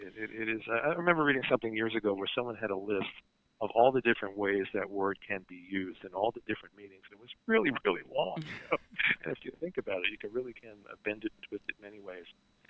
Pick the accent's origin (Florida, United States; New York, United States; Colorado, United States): New York, United States; Brooklyn; You know, I'm from Brooklyn.